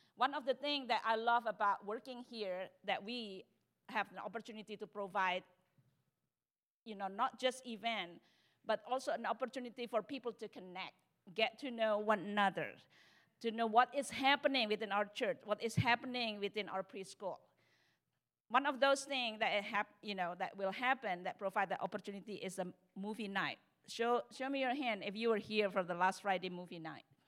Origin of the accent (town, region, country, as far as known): Indonesia; moved away; also born or lived in Texas